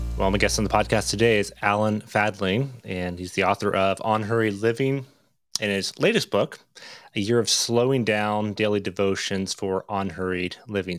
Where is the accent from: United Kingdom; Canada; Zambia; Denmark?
Canada; Toronto, Ontario; moved away as an adult; now in Boise, United States; Moved from Toronto, Canada. That's where I'm, so I'm Canadian. I've lived about nineteen years in Canada.